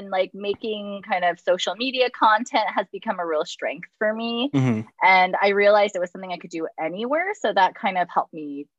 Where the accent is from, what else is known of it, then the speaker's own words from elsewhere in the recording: New York, United States; being a New Yorker, you'd be like, they're not working hard enough.